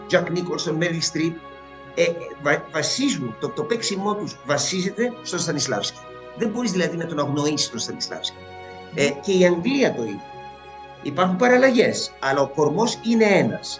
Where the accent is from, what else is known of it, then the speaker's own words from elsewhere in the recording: Alexandria, Alexandria Governorate, Egypt; also born or lived in England / New York, United States; now in Greece; γεννήθηκα στην Αλεξάνδρεια της Αιγύπτου ε, και σπούδασα υποκριτική στην Αμερική, στη Νέα Υόρκη κυρίως.